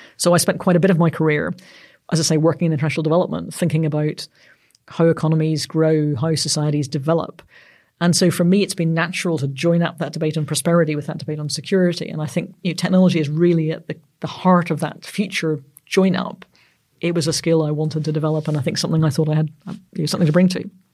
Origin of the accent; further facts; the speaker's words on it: Northern Ireland, United Kingdom; I'm Northern Irish